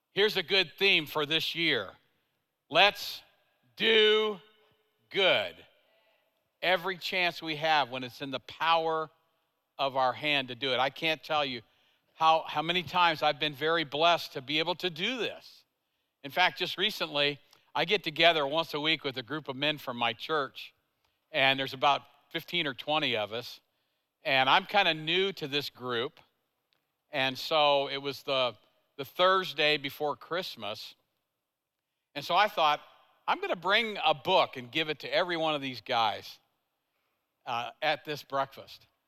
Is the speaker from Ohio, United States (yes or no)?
no; Tulsa, Oklahoma, United States; I'm from Tulsa